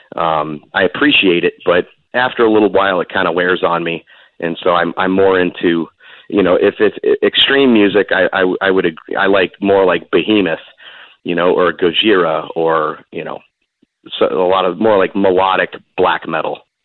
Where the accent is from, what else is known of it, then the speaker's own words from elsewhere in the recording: Seminole, Florida, United States; a mall right where I where I lived in Seminole called Gateway Mall